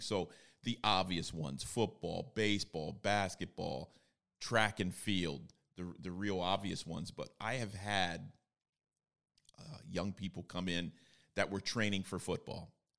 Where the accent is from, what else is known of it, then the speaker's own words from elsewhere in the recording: Bloomsburg, Pennsylvania, United States; I was, uh, born and raised in Bloomsburg, Pennsylvania